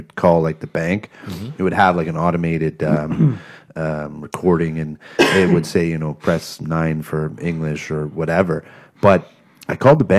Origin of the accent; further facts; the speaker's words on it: Canada; We're Canadian.